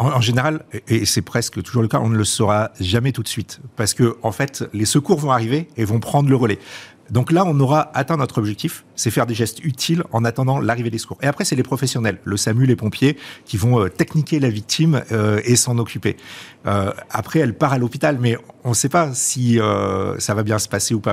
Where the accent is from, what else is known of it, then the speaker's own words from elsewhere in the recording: France; chez nous en France